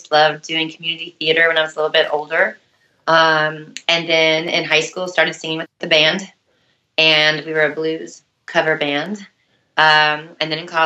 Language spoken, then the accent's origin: English; Jacksonville, Florida, United States; moved away as an adult; also born or lived in Athens, Georgia; now in Atlanta, United States; I was raised in Jacksonville, Florida.